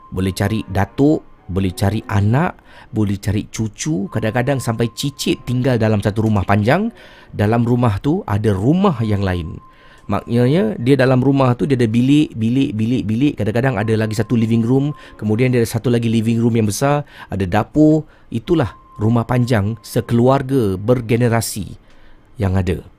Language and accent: Malay; Singapore; now in Brunei; Saya orang Singapura kisi. Duduk sini dah 11 tahun.